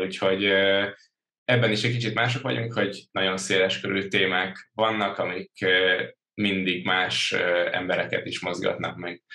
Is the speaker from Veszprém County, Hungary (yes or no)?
no; Törökbálint, Pest, Hungary; also born or lived in Budapest; Budapesten születtem, Törökbániton nőttem fel